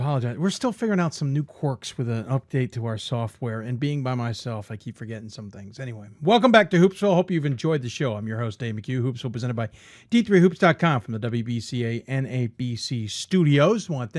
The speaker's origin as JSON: {"language": "English", "town": "Chicago", "region": "Illinois", "country": "United States", "tie": "born or raised there", "moved": "yes", "said": "I grew up in Chicago, so I'm also going to take the chance to go see some my old city."}